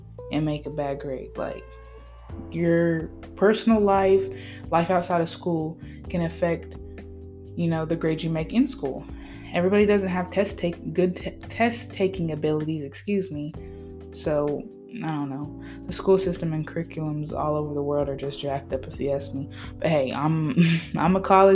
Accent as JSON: {"language": "English", "region": "Tennessee", "country": "United States", "tie": "born or raised there", "also_born_or_lived": "Vermont", "said": "I was born in Vermont, raised in Tennessee. I've lived all over the place"}